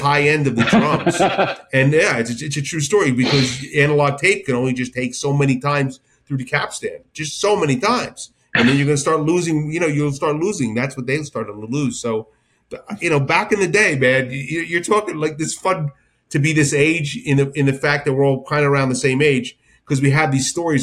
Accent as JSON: {"language": "English", "region": "New Jersey", "country": "United States", "said": "I'm from Jersey"}